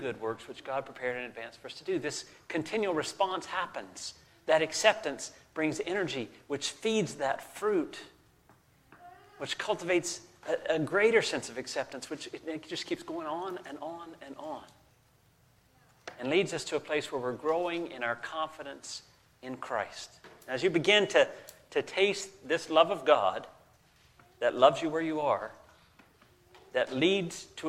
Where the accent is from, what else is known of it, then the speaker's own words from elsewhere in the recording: the South, United States; I grew up in the South